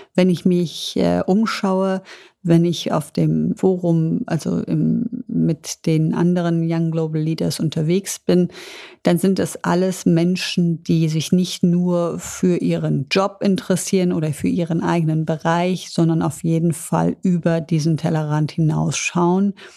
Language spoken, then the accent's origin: German; Düsseldorf, North Rhine-Westphalia, Germany; bin ich ein Düsseldorfer Mädchen und das hat mich natürlich auch sehr geprägt